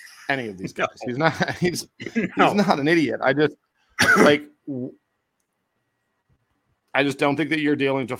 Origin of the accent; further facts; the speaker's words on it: Toronto, Ontario, Canada; now in Calgary, Canada; I grew up in Toronto